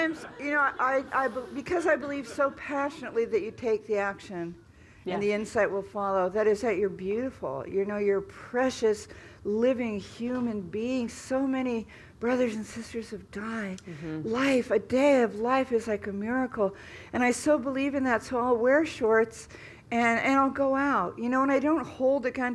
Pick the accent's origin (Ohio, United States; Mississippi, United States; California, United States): California, United States; I grew up in California